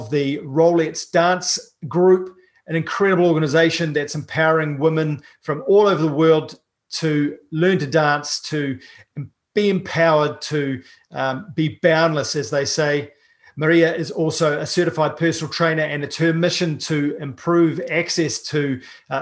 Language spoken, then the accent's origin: English; New Zealand; I'm a paraplegic from New Zealand